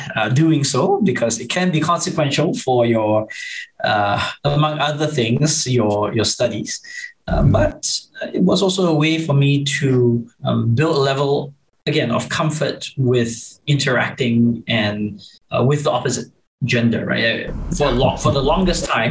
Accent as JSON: {"language": "English", "country": "Singapore", "tie": "born or raised there", "said": "growing up in Singapore"}